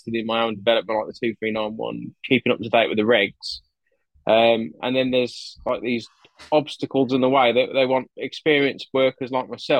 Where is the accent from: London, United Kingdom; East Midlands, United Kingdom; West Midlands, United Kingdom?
West Midlands, United Kingdom; Wolverhampton; accent: Wolverhampton; also born or lived in Gloucester; now in Sandy, United Kingdom; My accent's from Wolverhampton. I was born in Gloucester, but I now live in Sandy, Bedfordshire.